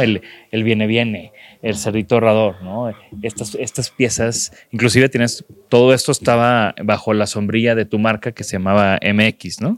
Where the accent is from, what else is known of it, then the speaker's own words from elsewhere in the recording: Mexico; como un mexicano que camina en las calles